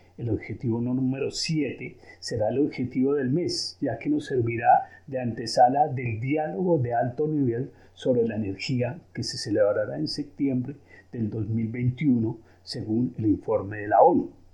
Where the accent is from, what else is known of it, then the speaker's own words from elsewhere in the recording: Colombia; also born or lived in Switzerland; now in Geneva, Switzerland; Soy de origen colombiano y nacionalizado suizo.